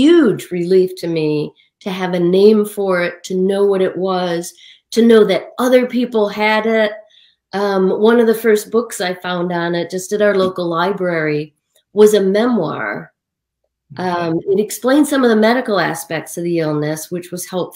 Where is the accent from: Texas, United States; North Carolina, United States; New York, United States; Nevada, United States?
New York, United States; Western New York State, United States; my hometown in Western New York State